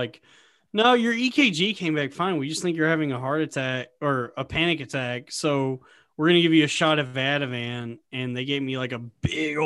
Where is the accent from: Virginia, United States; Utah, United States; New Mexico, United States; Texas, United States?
Texas, United States; now in New York, United States; I grew up in Texas